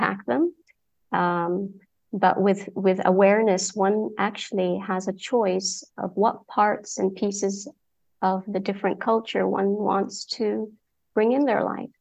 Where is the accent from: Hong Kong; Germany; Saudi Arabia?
Saudi Arabia; moved away; also born or lived in Egypt / United Kingdom; been born and raised in Saudi Arabia, yet parents from Egypt, so I'm Egyptian by passport